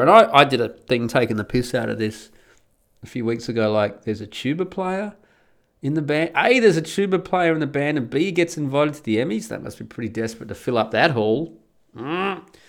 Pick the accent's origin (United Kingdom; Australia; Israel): Australia; moved away as an adult; now in Netherlands; I'm Australian and I move to Holland